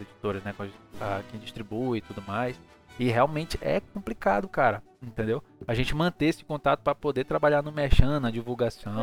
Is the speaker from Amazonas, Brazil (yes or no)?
yes; Manaus, Amazonas, Brazil; eu sou de Manaus